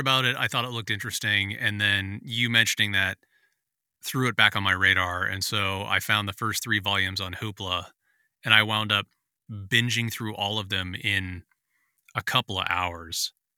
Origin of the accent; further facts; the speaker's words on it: San Francisco, California, United States; I grew up in San Francisco in the eighties